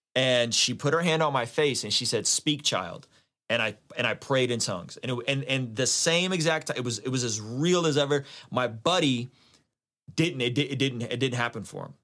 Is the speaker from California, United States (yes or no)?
yes; San Diego, California, United States; also born or lived in Azerbaijan; now in Vista, United States; I grew up in San Diego